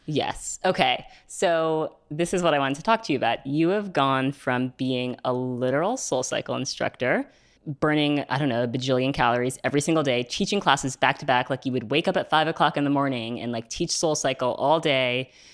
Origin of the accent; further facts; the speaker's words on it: New York City, New York, United States; Growing up in New York City